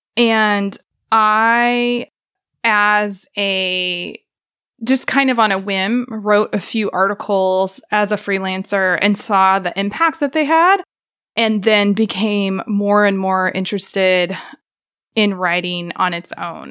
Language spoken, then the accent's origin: English; Joplin, Missouri, United States; also born or lived in Baltimore; now in Tahlequah, United States; I grew up in Joplin, Missouri